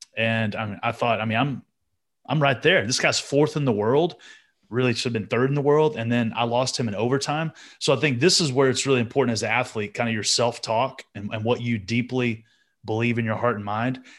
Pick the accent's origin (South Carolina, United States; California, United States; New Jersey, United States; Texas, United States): Texas, United States; Amarillo; as a born and raised Texan